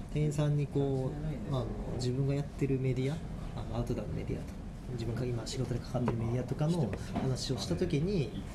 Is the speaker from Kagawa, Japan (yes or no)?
yes; Kagawa, Japan; now in Chiba, Japan; この間までその地元の香川に嫁さんと子供と帰る方向で考えとったりしたけど